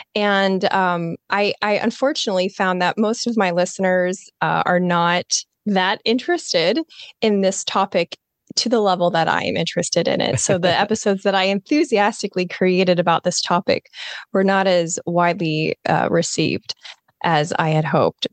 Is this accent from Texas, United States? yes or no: no; Nebraska, United States; moved away; also born or lived in Florida Panhandle; up in Nebraska, so I think, like you, I'm from the Midwest